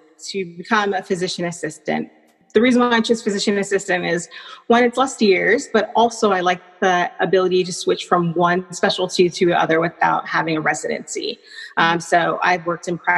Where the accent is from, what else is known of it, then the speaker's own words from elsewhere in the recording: Riverside, California, United States; moved away; I'm originally from Riverside, California